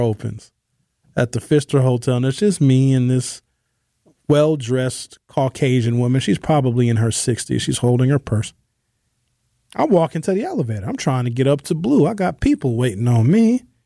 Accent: Brown Deer, Wisconsin, United States; I grew up in Brown Deer in the nineteen

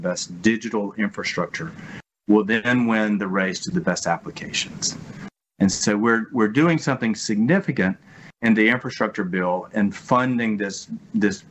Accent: Laurel, Mississippi, United States; In my hometown, a show has really transformed and given new life to Laurel, Mississippi, called My Hometown

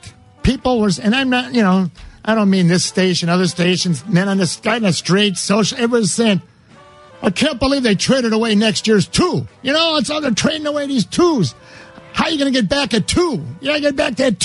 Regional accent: La Grange, Illinois, United States; Cub fan from Lyons Township High School, LaGrange.

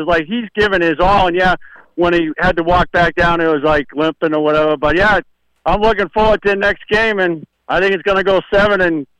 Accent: Boston, Massachusetts, United States; moved away as an adult; now in Port St. Lucie, United States; I'm originally from Boston. I've been down here 6 years.

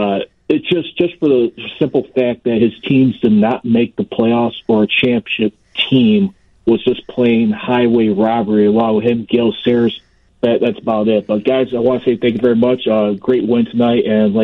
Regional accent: Chicago, Illinois, United States; I'm a Steelers fan, and like I know I'm from Chicago.

